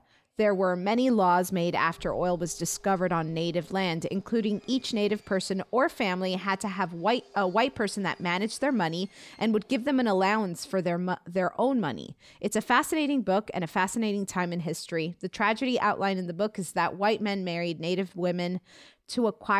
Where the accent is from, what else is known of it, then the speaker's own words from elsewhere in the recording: Oklahoma, United States; I'm from Oklahoma, and even in our Oklahoma history classes, it was somewhat glossed over.